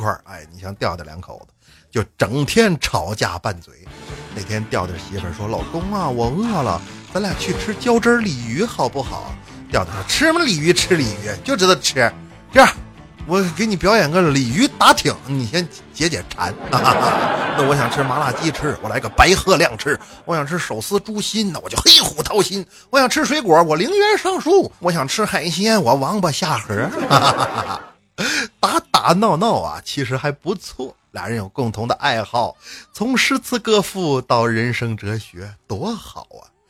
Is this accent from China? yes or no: yes; Northeast China, China; 你像那次我去安徽旅游，上车之后，司机一听我是东北来的，张嘴就问